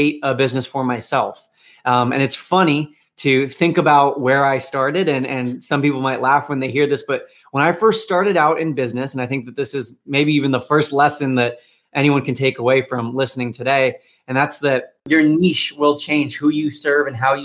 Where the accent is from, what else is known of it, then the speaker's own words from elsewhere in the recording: California, United States; moved away as an adult; also born or lived in Washington, D.C.; born and raised in California, but was going to school in Washington, D.C.